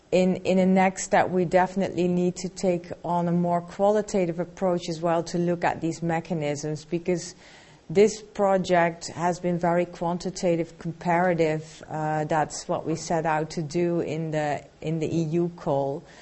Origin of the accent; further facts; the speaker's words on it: Turkey; English is a second language; Hi, uh, I I came from Turkey. Uh, I am visiting scholar in uh, Cambridge University uh, about educational leadership.